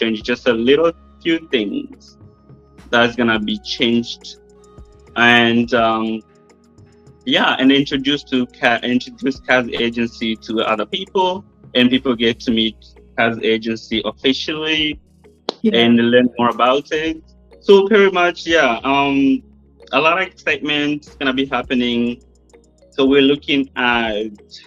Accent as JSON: {"language": "English", "country": "United States", "said": "I'm American"}